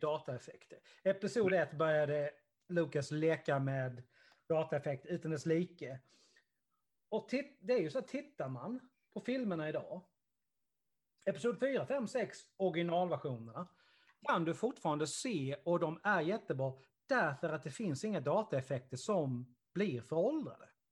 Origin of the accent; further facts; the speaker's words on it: Karlshamn, Blekinge, Sweden; den lilla stan där jag kommer ifrån